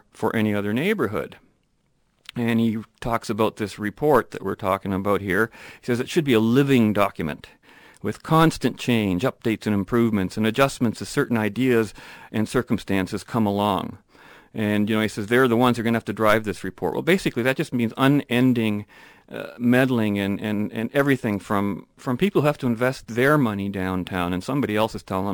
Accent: London, Ontario, Canada; English is a second language; when I was a kid growing up in London, Ontario

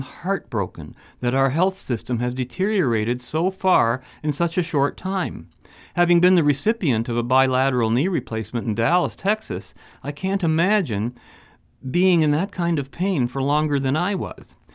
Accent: Canada; Speaking as a Canadian who lives in the heart of socialized health care country

